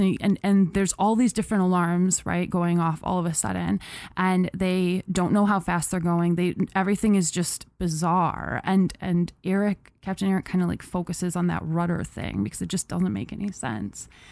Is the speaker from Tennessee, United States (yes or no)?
no; Medina, New York, United States; in Medina, obvi-, my hometown